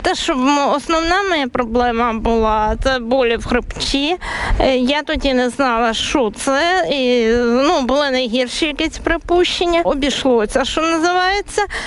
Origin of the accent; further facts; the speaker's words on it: Ukraine; moved away as an adult; now in Latvia; людей з України